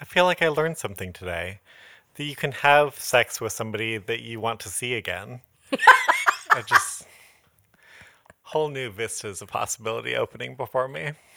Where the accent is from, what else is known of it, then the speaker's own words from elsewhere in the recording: Modesto, California, United States; now in Los Angeles, United States; when I go back to Modesto